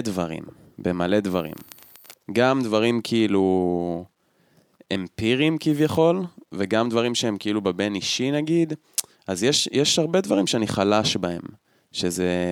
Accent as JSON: {"language": "Hebrew", "area": "Tel Aviv area", "region": "Central Israel", "country": "Israel", "tie": "born or raised there", "moved": "as an adult", "lives_now": "Hula Valley, Israel", "said": "לא גדלתי בתל אביב, אבל גדלתי באזור"}